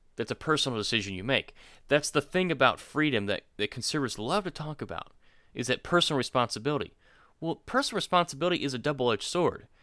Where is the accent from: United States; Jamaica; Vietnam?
United States; Florida; now in Georgia, United States; Jacob and I were born in, in Florida. We live in Georgia now.